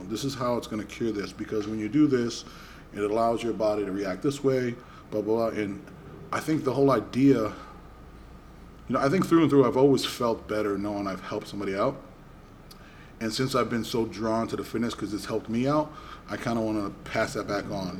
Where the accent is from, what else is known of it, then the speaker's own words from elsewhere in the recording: Boston, Massachusetts, United States; I grew up in Boston